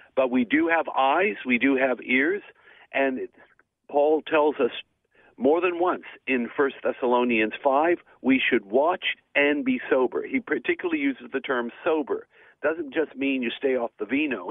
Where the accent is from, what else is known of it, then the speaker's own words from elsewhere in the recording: Melbourne, Victoria, Australia; I'm in my hometown of Melbourne